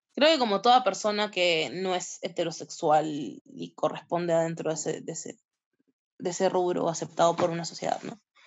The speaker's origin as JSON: {"language": "Spanish", "country": "Peru", "said": "como peruanos o peruanes"}